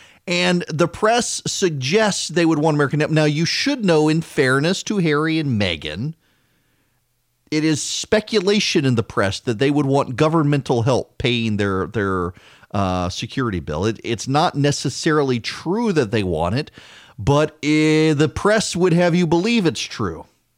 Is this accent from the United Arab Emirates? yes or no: yes; Dubai, United Arab Emirates; I grew up in Dubai. And when we lived in Dubai, every few months, because our visas had to be renewed